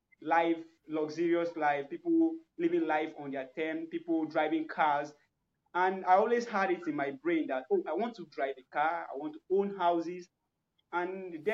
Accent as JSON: {"language": "English", "country": "Nigeria", "said": "I'm from Nigeria"}